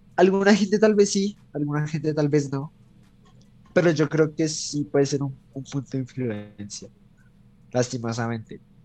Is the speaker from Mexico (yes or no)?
no; Colombia; nosotros como colombianos